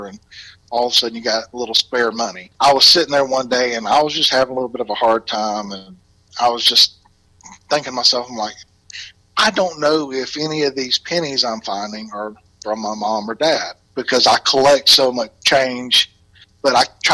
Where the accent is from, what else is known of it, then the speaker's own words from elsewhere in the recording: Southeast Alabama, United States; accent: Alabama; moved away as an adult; now in Indianapolis, United States; I'm originally from Southeast Alabama